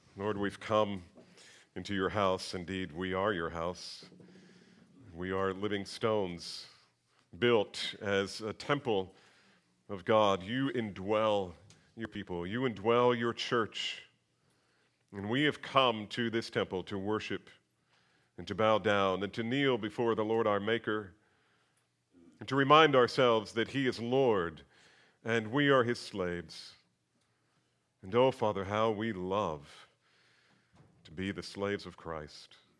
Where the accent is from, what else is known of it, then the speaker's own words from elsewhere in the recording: near Princeton, New Jersey, United States; I grew up near Princeton